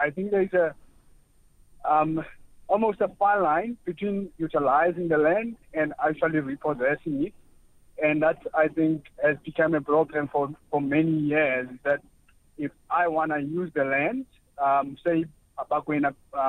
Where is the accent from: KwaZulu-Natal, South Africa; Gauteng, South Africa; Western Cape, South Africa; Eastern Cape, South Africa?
Eastern Cape, South Africa; Mount Fletcher; now in Somerset West, South Africa; Yes, I am originally from Eastern Cape, and Mount Fletcher, between Mount Fletcher